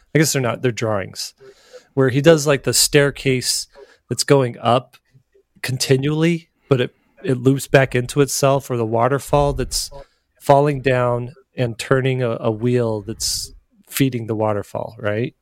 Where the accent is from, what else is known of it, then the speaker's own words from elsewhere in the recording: Arizona, United States; I grew up in Arizona